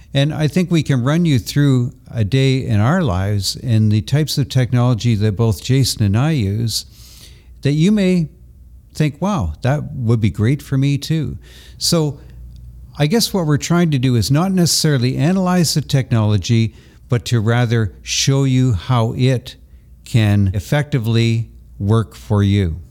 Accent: Toronto, Ontario, Canada; also born or lived in Brantford, Ontario; Toronto is my hometown.

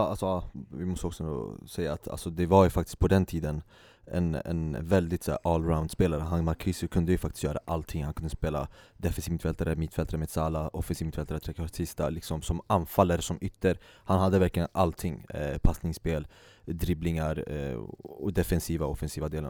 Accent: Sweden; Vi som svenskar

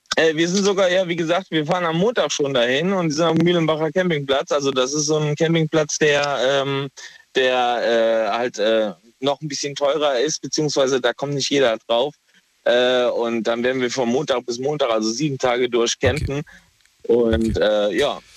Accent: Kaiserslautern, Rhineland-Palatinate, Germany; Ich komme aus der Pfalz

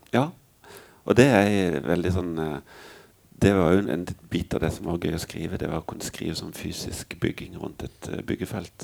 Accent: Mandal, Agder, Norway; når vi flytta fra Skjepstad til Ime det er sånn de to mest meningsløse stedene du kan bo i Mandal

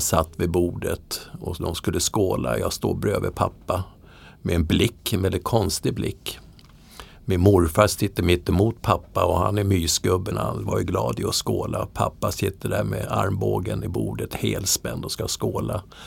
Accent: Södertälje, Stockholm County, Sweden; moved away as an adult; jag är alltså uppvuxen i Södertälje.

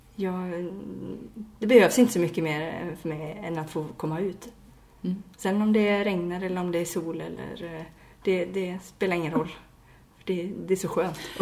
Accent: Järpen, Jämtland, Sweden; now in Varberg, Sweden; jag kommer ju inte härifrån, jag kommer ju från Järpen som ligger nära Åre

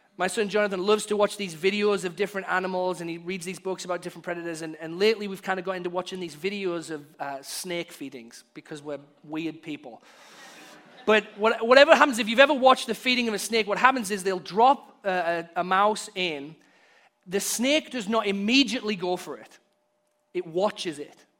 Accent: Hartlepool, North East England, United Kingdom; now in United States; we were downtown in my hometown, Hartlepool

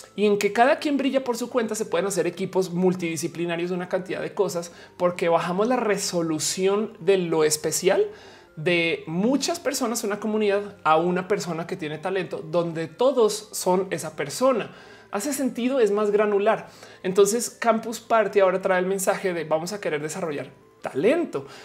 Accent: Mexico; also born or lived in Santa Fe, Mexico City; como mexicanos

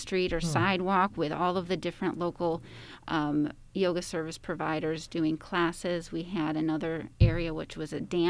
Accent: near Buffalo, New York, United States; also born or lived in North Carolina / Ventura, California; now in Santa Barbara, United States; I grew up near Buffalo, New York

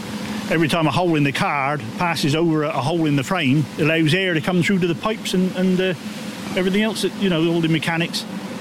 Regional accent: Praze-an-Beeble, South West England, United Kingdom; I come from Prasans.

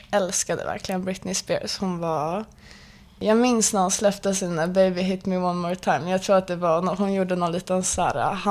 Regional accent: Stockholm, Stockholm County, Sweden; born or raised there

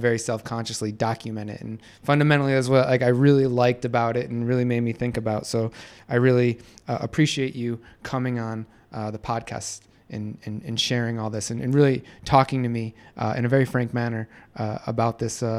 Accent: United States; moved away as an adult; now in Istanbul, Turkey; as a American expat living in Istanbul

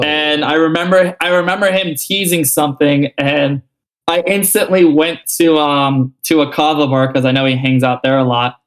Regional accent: South Florida, United States; I'm not the only like South Florida person

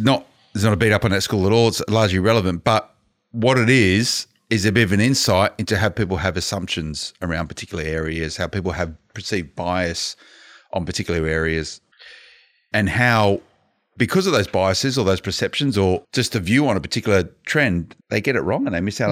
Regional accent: Blacktown, New South Wales, Australia; I grew up in Blacktown

